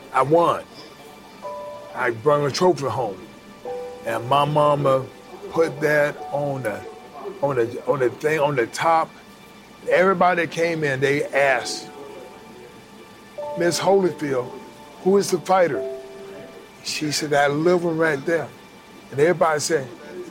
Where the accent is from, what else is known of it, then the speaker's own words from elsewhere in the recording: Atlanta, Georgia, United States; also born or lived in Alabama; I was born in Alabama, and so we moved to Atlanta from Alabama when I was 4 years old. And pretty much everything started in Atlanta.